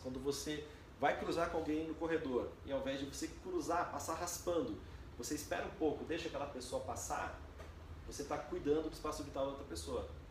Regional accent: Brazil; A gente como brasileiro

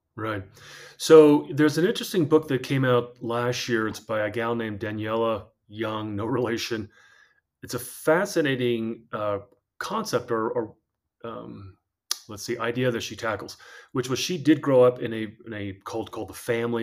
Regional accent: New Jersey, United States; moved away as an adult; also born or lived in Idaho; I had, uh, grown up in New Jersey

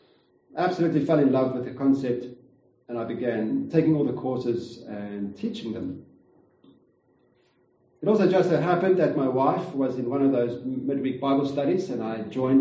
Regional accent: Kempton Park, Gauteng, South Africa; we've moved back and forth to Gauteng. I came from Kempton Park, moved back and forth.

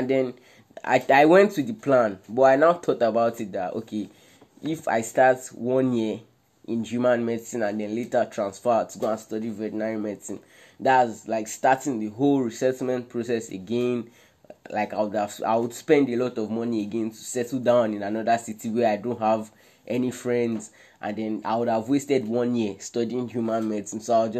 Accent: Nigeria; moved away as an adult; now in Ukraine; we're both Nigerian foreign students here in Ukraine

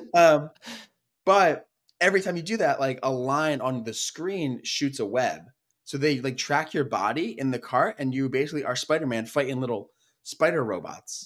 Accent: Philadelphia, Pennsylvania, United States; We are brothers from the Philadelphia area

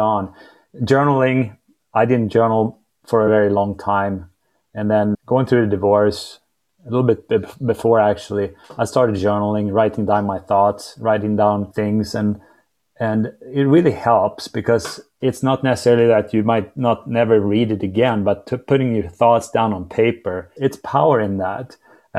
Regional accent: Sweden; now in Dallas, United States; I'm from Sweden.

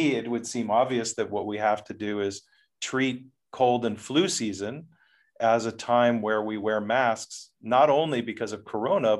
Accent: United States; moved away as an adult; now in Netherlands; I'm from the United States

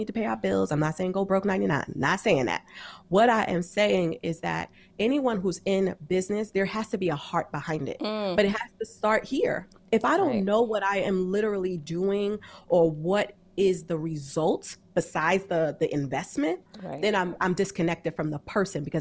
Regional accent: New York, United States; I'm from New York.

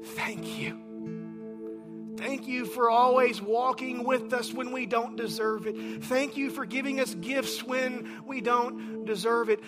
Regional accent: Texas, United States; I'm a Texan

